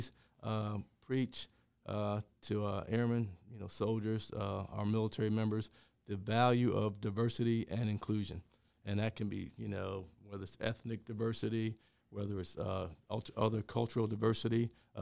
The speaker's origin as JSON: {"language": "English", "area": "Cumberland County", "region": "Virginia", "country": "United States", "tie": "born or raised there", "also_born_or_lived": "Atlantic City", "moved": "yes", "said": "I grew up in Cumberland County, Virginia."}